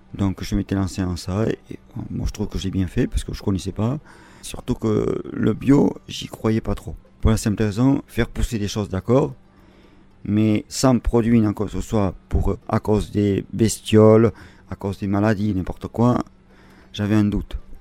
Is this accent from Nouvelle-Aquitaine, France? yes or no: yes; Briscous, Nouvelle-Aquitaine, France; Je suis de Briscos